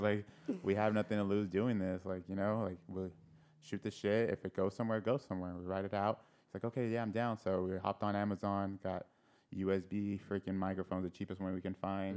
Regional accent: El Cajon, California, United States; I grew up in El Cajon, so born and raised in El Cajon.

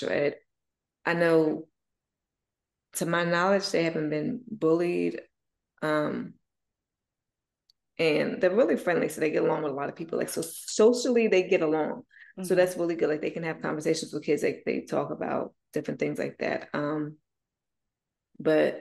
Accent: New Jersey, United States; moved away; I come from Jersey.

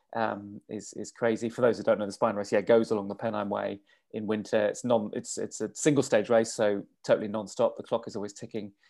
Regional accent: England, United Kingdom; also born or lived in London / Australia; I'm English.

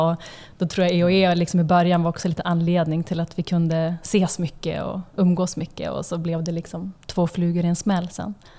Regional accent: Umeå, Västerbotten County, Sweden; now in Stockholm, Sweden; Alltså vi är från Umeå båda två, uppvuxna där.

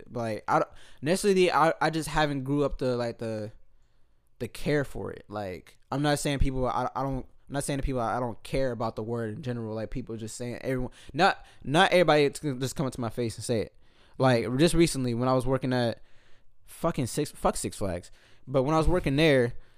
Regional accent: San Francisco, California, United States; I grew up in Hunters Point, so that's that's damn near all Black

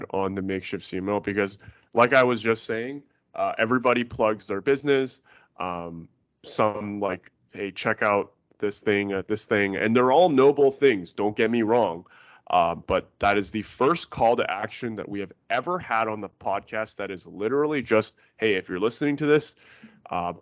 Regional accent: Vancouver, British Columbia, Canada; I'm from Vancouver myself

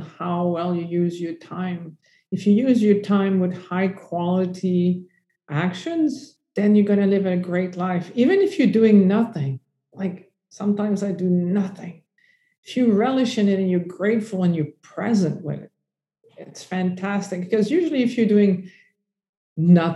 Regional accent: Canada; I'm French Canadian.

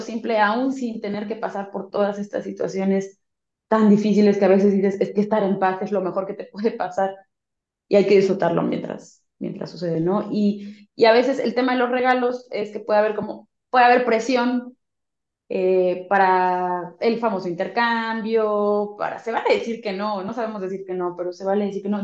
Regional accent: Mexico; como latinos mexicanos

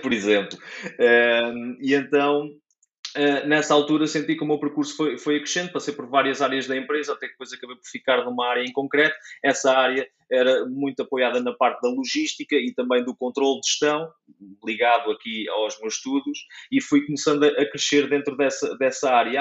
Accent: Caldas da Rainha, Leiria District, Portugal; now in near Leiria, Portugal; sou natural de, das Caldas da Rainha

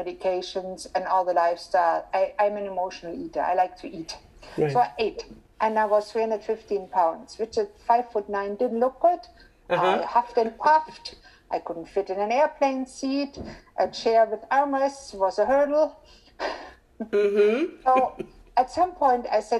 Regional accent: Germany; moved away; I was born and raised in Germany in a middle-class family

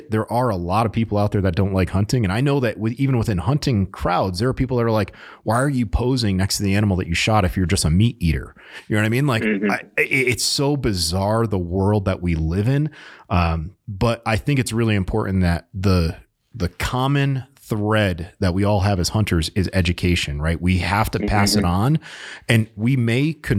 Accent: Connecticut, United States; moved away as an adult; growing up in Connecticut

